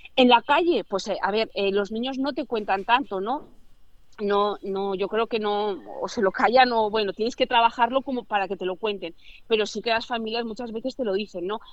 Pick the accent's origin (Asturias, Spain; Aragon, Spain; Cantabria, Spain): Aragon, Spain; Zaragoza; soy de Zaragoza